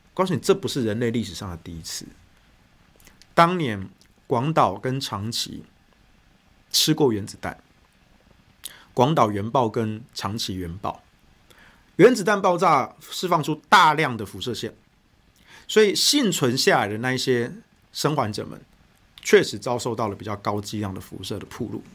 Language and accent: Chinese; Taichung, Taiwan; 我的家乡台中